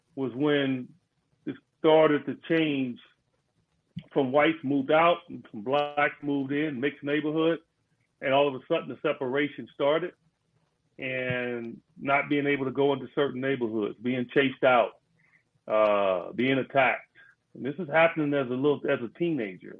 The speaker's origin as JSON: {"language": "English", "town": "Chicago", "region": "Illinois", "country": "United States", "tie": "born or raised there", "said": "we grew up in Cabrini Green, and people don't know who Cabrini Green was or where it was in Chicago"}